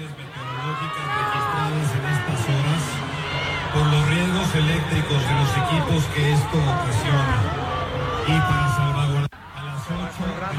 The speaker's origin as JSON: {"language": "Spanish", "town": "Celaya", "region": "Guanajuato", "country": "Mexico", "said": "De Celaya."}